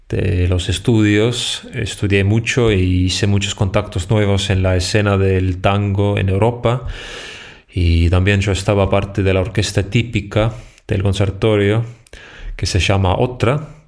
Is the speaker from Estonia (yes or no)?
yes; Estonia; Alemania, Holanda, eh, Bélgica y también en mi país Estonia.